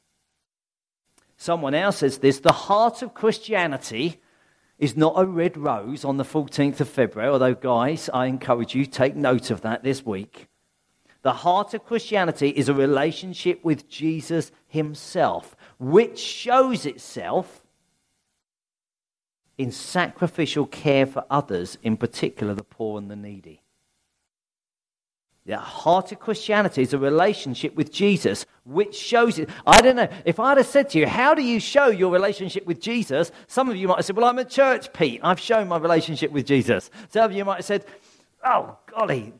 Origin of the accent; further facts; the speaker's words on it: Sussex, South East England, United Kingdom; I'm a country bumpkin, really. I come from Sussex. There's sheep everywhere in Sussex